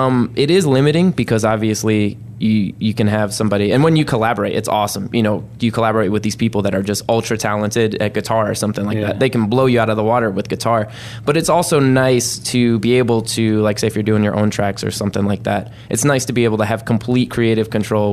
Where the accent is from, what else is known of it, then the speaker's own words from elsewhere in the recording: Monterey, California, United States; born there; So I was born in Monterey, California, because that's where the Defense Language Institute is.